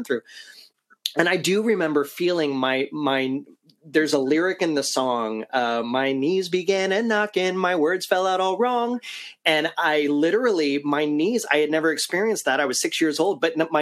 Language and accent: English; Ohio, United States; now in Central Florida, United States; I was growing up in Ohio